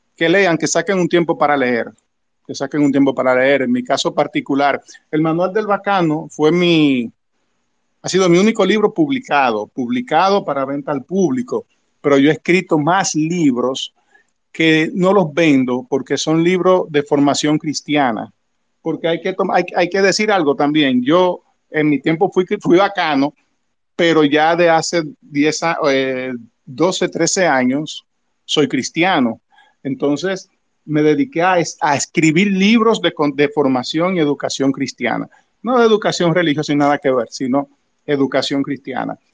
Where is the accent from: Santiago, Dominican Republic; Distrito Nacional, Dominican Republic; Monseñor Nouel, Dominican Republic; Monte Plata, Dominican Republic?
Distrito Nacional, Dominican Republic; Santo Domingo; nací y me crié en el Ensancho Sama